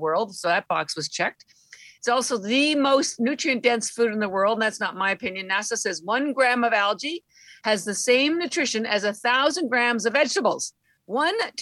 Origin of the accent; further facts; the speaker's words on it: Canada; moved away; I'm Canadian and all my family's still in Canada